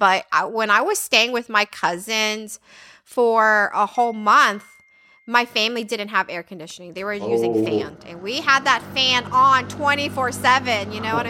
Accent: Texas, United States; I guess because we come from Texas, right? If you live in Texas, everybody have air conditioning.

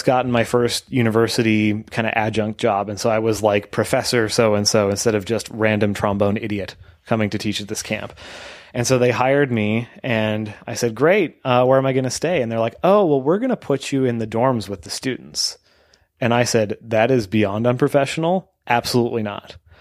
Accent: Canada; we're all Canadian

